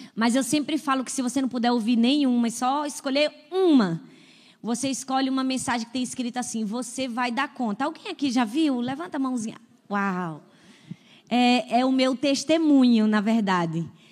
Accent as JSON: {"language": "Portuguese", "region": "Northeast Region", "country": "Brazil", "also_born_or_lived": "Paulista, Pernambuco", "said": "eu sou nordestina"}